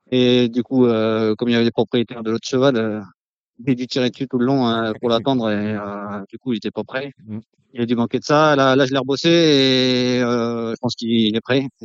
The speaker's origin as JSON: {"language": "French", "town": "Vénès", "region": "Occitania", "country": "France", "tie": "born or raised there", "said": "C'est dans le sud-ouest de la France, euh, entre Castres et Albi."}